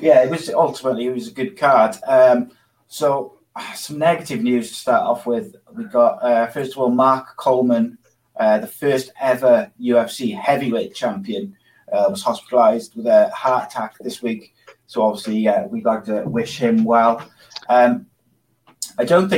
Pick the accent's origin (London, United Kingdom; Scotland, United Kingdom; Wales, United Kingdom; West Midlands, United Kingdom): Wales, United Kingdom; as a Welshman